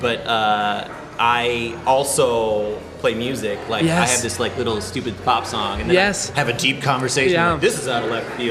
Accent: Ames, Iowa, United States; now in Minneapolis, United States; I know I sound like a little white kid, but that's growing up in Ames, Iowa

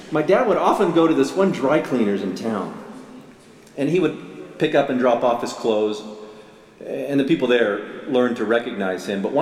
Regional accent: Murrysville, Pennsylvania, United States; When I was a, a teenager growing up in Murrysville, Pennsylvania, just outside Pittsburgh

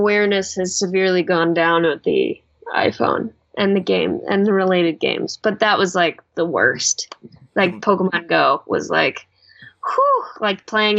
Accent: Chicago, Illinois, United States; moved away; I grew up in Chicago.

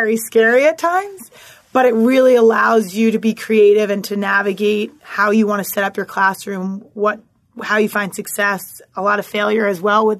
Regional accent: Philadelphia, Pennsylvania, United States; moved away as an adult; also born or lived in New York City; born and raised in Philadelphia

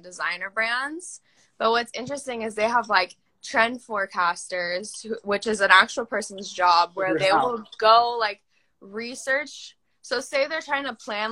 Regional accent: Nebraska, United States; now in Los Angeles, United States; up in Nebraska

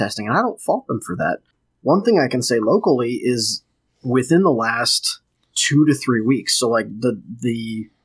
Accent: St. Louis, Missouri, United States; moved away as an adult; now in Indiana, United States; I'm technically from St. Louis. I just moved to Indiana.

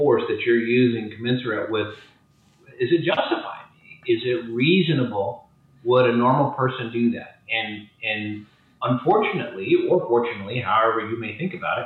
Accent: St. Louis, Missouri, United States; moved away; I was born in St. Louis. I'm a Missourian originally myself.

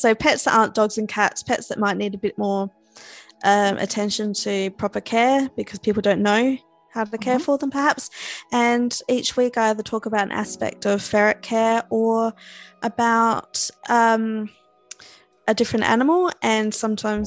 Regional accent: Adelaide, South Australia, Australia; I'm from South Australia. A city called Adelaide

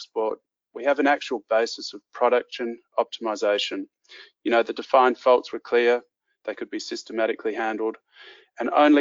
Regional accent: Western Australia, Australia; I grew up in Western Australia where mining accounts for about 45% of the state's gross revenue.

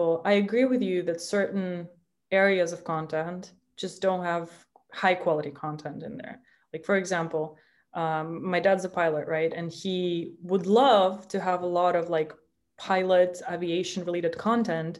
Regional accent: Minsk, Belarus; now in United States; if I were to live in my hometown, Minsk

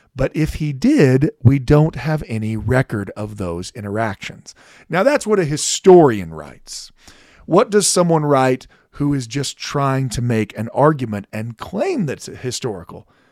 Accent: United States; I'm also an American

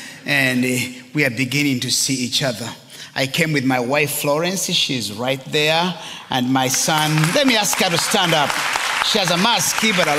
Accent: Rwanda; moved away; also born or lived in Portland, Oregon; when I re-entered my home country

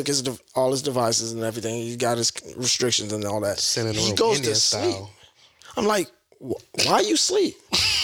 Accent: United States; I grew up in America

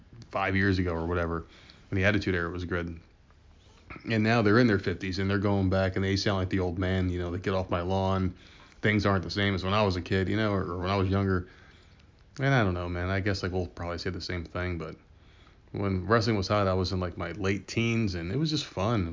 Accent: New Jersey, United States

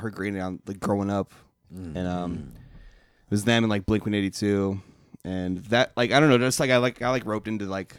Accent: Eagle River, Alaska, United States; now in Portland, United States; we're from Eagle River

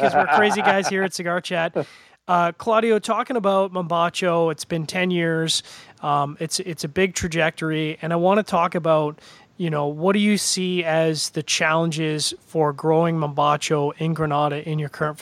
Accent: Canada; I'm a Canadian

